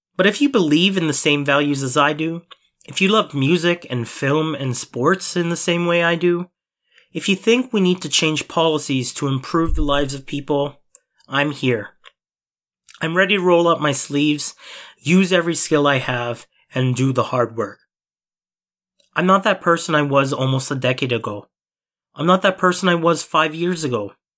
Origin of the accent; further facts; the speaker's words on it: Mississauga / Toronto, Ontario, Canada; also born or lived in Philippines; I'm at the corner of being Filipino and being Canadian. I'm at the corner of Mississauga and Toronto.